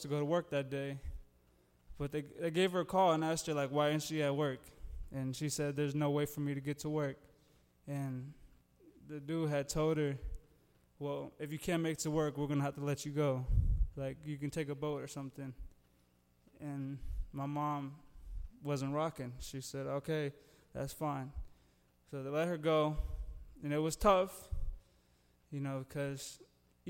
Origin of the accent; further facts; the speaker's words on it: East Moline, Illinois, United States; I grew up in East, well, I still live in East Moline